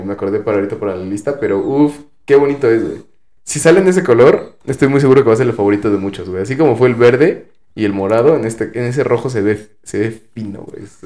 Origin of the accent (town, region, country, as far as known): Mexico